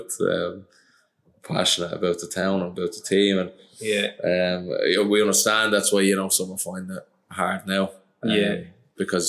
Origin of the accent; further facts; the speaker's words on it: Dublin, Leinster, Ireland; moved away as an adult; now in Dundalk, Ireland; I'm from Dublin